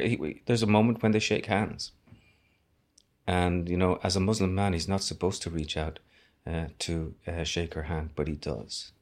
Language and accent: English; Dublin, Leinster, Ireland; I was born in Dublin